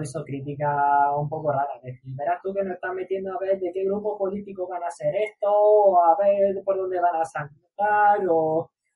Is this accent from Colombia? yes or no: no; Granada, Andalusia, Spain; los tres somos de, de Granada